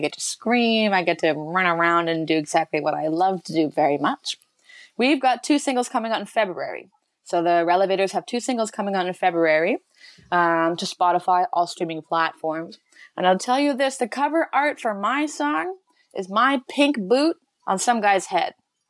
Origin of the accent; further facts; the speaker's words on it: Chilliwack, British Columbia, Canada; Chilliwack, my hometown